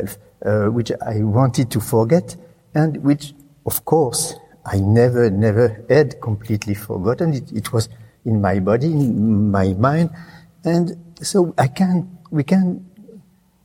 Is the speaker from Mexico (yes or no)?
no; Reims, Grand Est, France; English is a second language; moved away